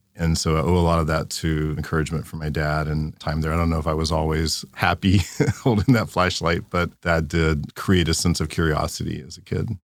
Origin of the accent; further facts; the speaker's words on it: Louisiana, United States; I grew up in Louisiana, in a small town